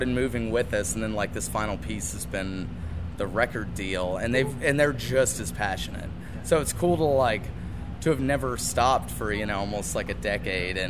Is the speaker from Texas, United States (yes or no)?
yes; San Antonio, Texas, United States; we're from San Antonio